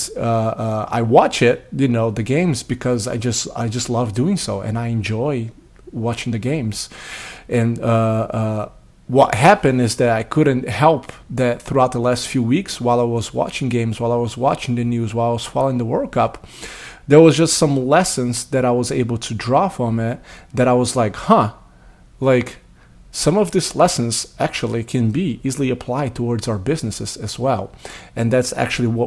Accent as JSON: {"language": "English", "country": "Brazil", "tie": "born or raised there", "moved": "as an adult", "lives_now": "United States", "said": "I didn't grow up in the United States. I grew up in Brazil, moved to the United States when I was 20 years of age."}